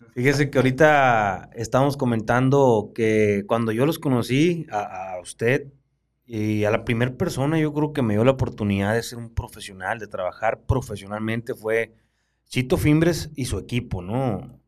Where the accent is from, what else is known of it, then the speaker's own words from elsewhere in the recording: Baviácora, Sonora, Mexico; Yo nací en Baviácora, Sonora